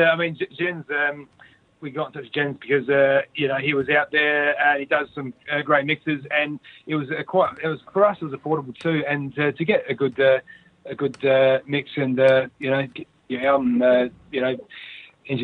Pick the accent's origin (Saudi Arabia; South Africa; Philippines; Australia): Australia; Adelaide, South Australia; we're from here